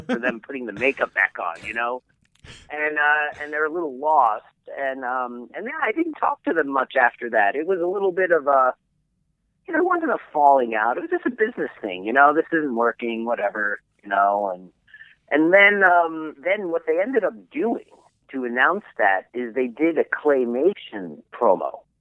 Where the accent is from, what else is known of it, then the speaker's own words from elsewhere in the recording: New York, United States; moved away as an adult; also born or lived in Boston; I'm from New York